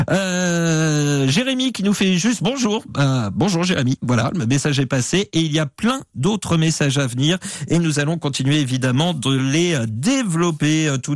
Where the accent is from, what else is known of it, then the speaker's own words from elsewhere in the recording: Le Tréport, Normandy, France; now in Clérac, France; j'ai 43 ans. Je suis originaire du Tréport, en Seine-Maritime. Très jolie ville, le Tréport. Euh, Tréport, Mers-les-Bains, à cheval sur la Seine-Maritime et le département de la Somme. Et j'ai déménagé il y a 8 ans à Clérac, en Charente-Maritime.